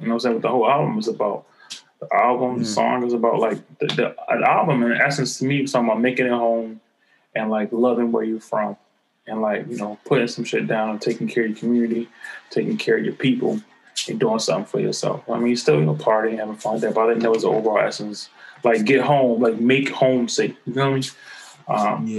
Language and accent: English; Los Angeles, California, United States; how like growing up in South Central, shit you deal with, and like how you try to overcome